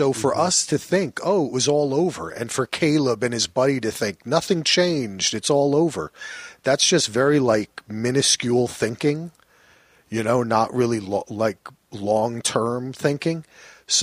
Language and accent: English; New Jersey, United States; Yo, I'm from New Jersey, man.